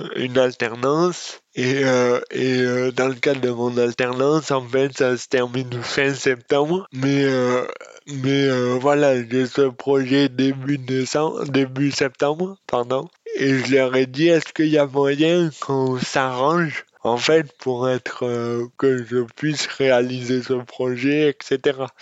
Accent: Auriol, Provence-Alpes-Côte d'Azur, France; Oriol, qui est ma ville natale

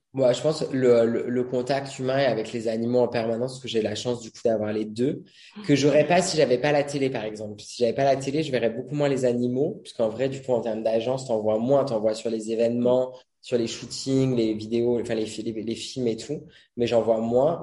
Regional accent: Brittany, France; moved away; je suis breton j'y retourne assez souvent

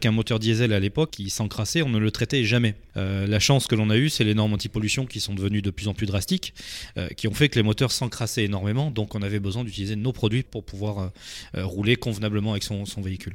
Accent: Dordogne, Nouvelle-Aquitaine, France; moved away as an adult; now in Arcachon Bay, France; je suis natif de Dordogne, je suis arrivé sur le bassin d'Arcachon il y a à peu près 12 ans

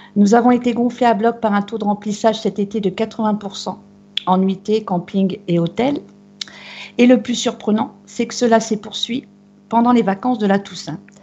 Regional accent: Brittany, France

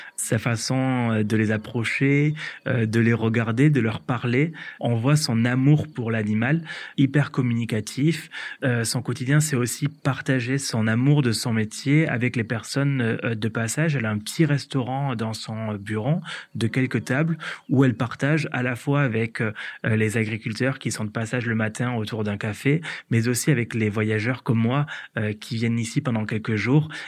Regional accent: Hérault valley, Occitania, France; moved away as an adult; also born or lived in Paris; moi, je suis originaire de la vallée de l'Hérault, donc c'est en Occitanie, j'ai quitté du coup ma région euh, natale pour euh, mes études

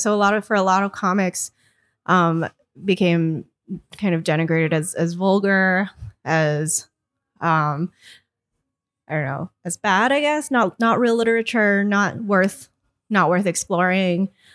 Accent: Connecticut, United States; the town I grew up in, which is quite a small town in Connecticut

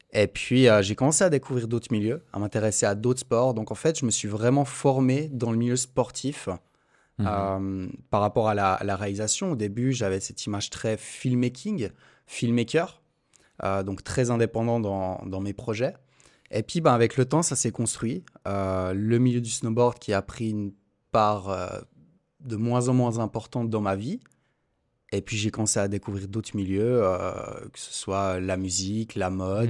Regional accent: Montreux, Vaud, Switzerland; je suis de Montreux

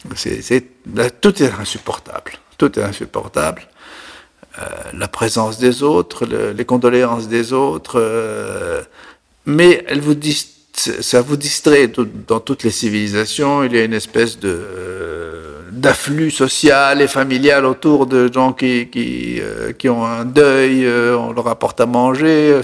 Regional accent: La Marsa, Tunis Governorate, Tunisia; moved away as an adult; also born or lived in Paris; je suis né en Tunisie en 1947, dans une petite ville qui s'appelle La Marsa, qui est la banlieue de Tunis.

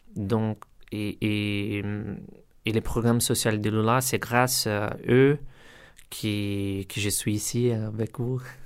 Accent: Carapicuíba, São Paulo, Brazil; French is a second language; moved away as an adult; now in Rennes, France; Je viens du Brésil, de Sao Paulo, d'une favela à Carapicuiba

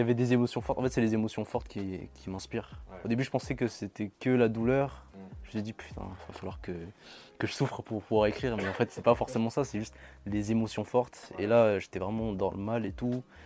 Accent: Madagascar; je suis malgache

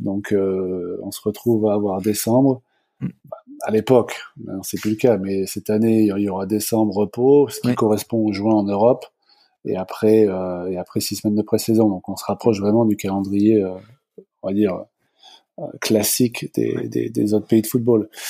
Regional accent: France; moved away as an adult; also born or lived in Virginia / Los Angeles; now in Toronto, Canada; je suis euh, à l'origine prof de sport en France. Je suis parti après 3-4 euh, ans

